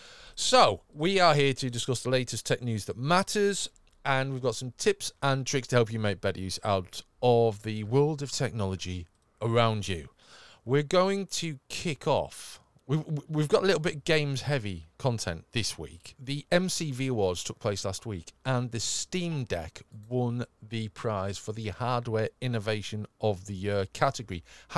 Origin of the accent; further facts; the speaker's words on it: England, United Kingdom; accent: northern; didn't actually sound that much like me because I'm quite northern. And admittedly, I do adjust my accent slightly for these purposes